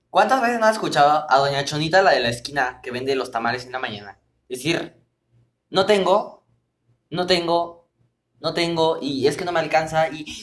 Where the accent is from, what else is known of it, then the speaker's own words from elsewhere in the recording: Mexico; quítense también ese estigma como mexicanos que somos, porque creemos que tenemos como que ese miedo al riesgo, ¿no?